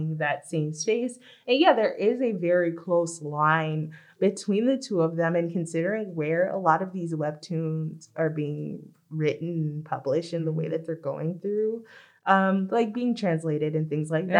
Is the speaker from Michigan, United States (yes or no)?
no; Los Angeles, California, United States; growing up in Los Angeles